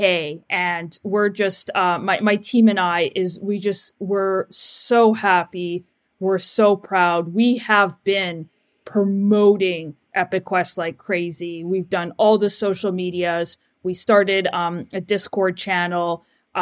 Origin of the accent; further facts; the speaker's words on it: Vancouver, British Columbia, Canada; I'm from Vancouver, British Columbia, Canada, and I am a filmmaker and graphic designer